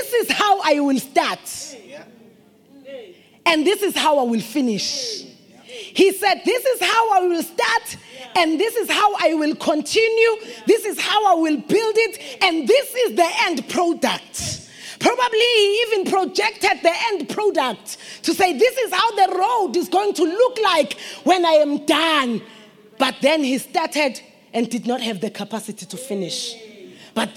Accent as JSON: {"language": "English", "town": "Delmas", "region": "Mpumalanga", "country": "South Africa", "said": "We are from Delmas. We have a road there"}